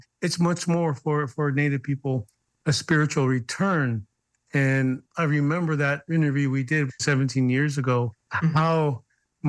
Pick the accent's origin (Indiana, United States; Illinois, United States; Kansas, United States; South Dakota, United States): South Dakota, United States; Cheyenne River Reservation; I'm from the Cheyenne River.